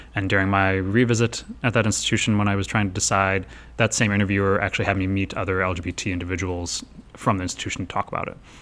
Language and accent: English; Chicago, Illinois, United States; I'm from Chicago, where there's Howard Brown